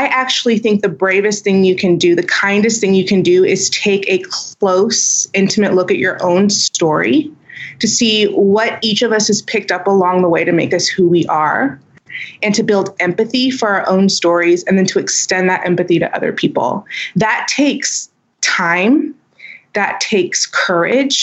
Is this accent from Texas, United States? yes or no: yes; Houston, Texas, United States; accent: twang; I grew up in Houston, Texas. So I'm I consider that Southern